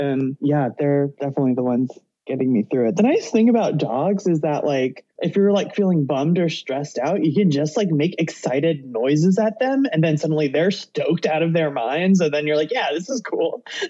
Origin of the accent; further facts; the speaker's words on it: Oakland, California, United States; now in Portland, United States; I live in Portland, but I was born and raised in Oakland, California. So that's kind of still where my heart is.